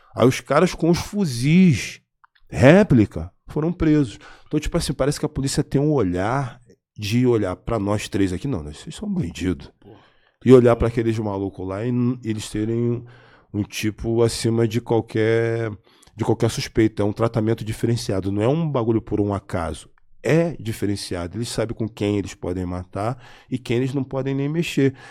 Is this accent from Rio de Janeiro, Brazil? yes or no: yes; Rio de Janeiro, Brazil; Eu sou do Rio de Janeiro, uma cidade que não tem característica de hip hop